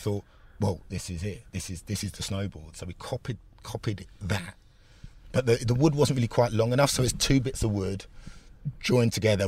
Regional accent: London, United Kingdom; also born or lived in Enfield / Essex; I was born in Enfield, um, grew up in North London

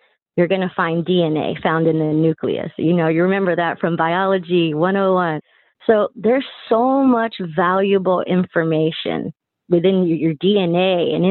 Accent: Texas, United States; Born and raised in Texas

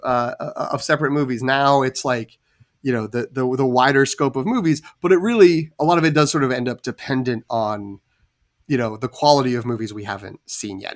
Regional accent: New England, United States; I am from New England

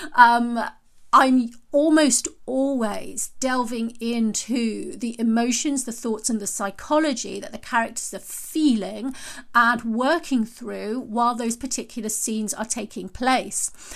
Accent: United Kingdom; I'm British and we say knickers rather than panties

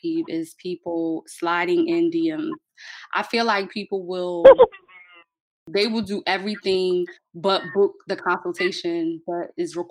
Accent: Philadelphia, Pennsylvania, United States; I was born and raised in North Philly.

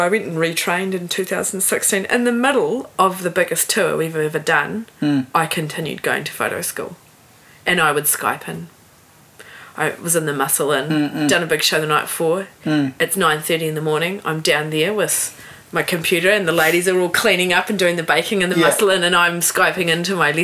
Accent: New Zealand; also born or lived in Sydney, Australia / San Diego, United States / Hawke's Bay, New Zealand; I'm from New Zealand. I'm not European. I am actually a New Zealander, but I'm not Māori.

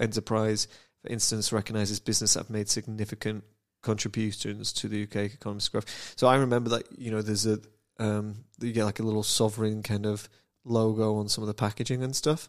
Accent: United Kingdom; I'm British

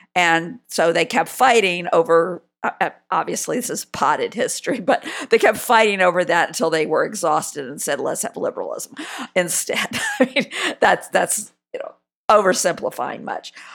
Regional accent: South Carolina, United States; I'm from South Carolina

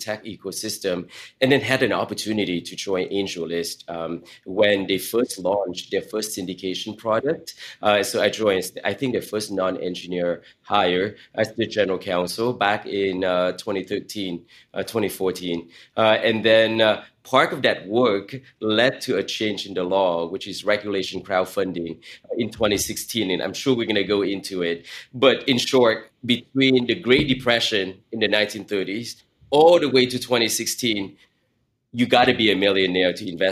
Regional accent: Silicon Valley, California, United States; as a teenager growing up in Silicon Valley

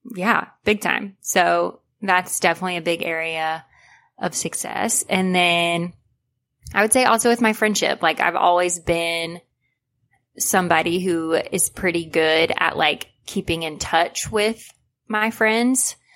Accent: United States; growing up in America

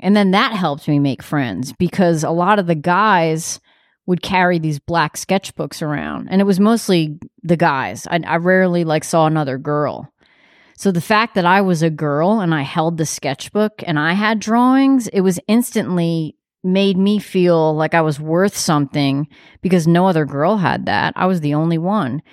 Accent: New York, United States; I live in New York. I'm from New York, but I'm not a cool New Yorker

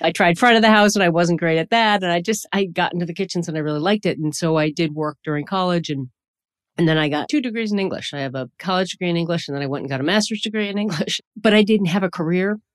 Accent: the urban Northeast, United States; I grew up in the Northeast, in the urban Northeast, so in a Rust Belt city

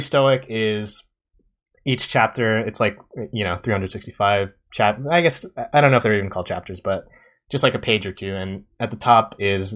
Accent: Japan; growing up in Japan

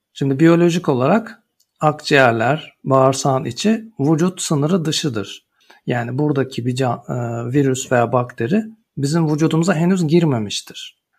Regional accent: Istanbul, Turkey; moved away as an adult; also born or lived in Ankara / Munich / Freiburg / Basel; Ankara doğumluyum. Çocukluğum İstanbul'da geçti

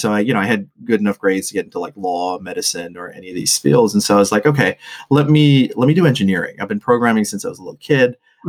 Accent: Botswana; also born or lived in Australia / Papua New Guinea; so my family's from Sri Lanka, which went through, kind of a 3-decade civil war. And I grew up in Botswana, in the 90s, pre and post apartheid. I lived in Australia and I'd lived in Papua New Guinea

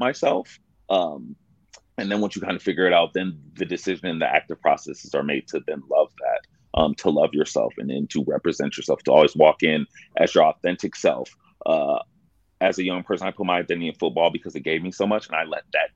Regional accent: Dallas, Texas, United States; also born or lived in Buffalo, New York; My mother then decided to move us to Dallas, Texas

